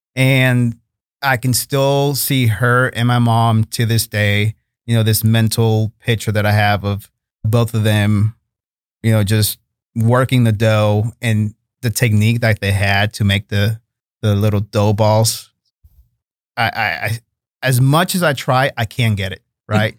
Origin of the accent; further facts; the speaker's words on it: Chicago, Illinois, United States; also born or lived in Monterrey, Mexico; now in Fort Worth, United States; growing up in Chicago